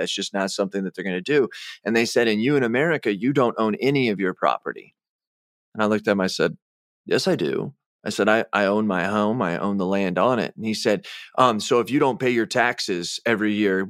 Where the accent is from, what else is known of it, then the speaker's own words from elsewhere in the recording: Illinois, United States; I'm from Illinois.